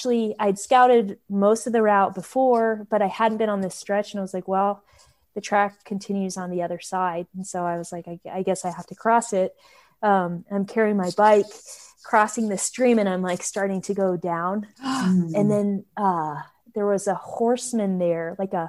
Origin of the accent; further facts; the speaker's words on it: Alaska, United States; moved away; I'm from Alaska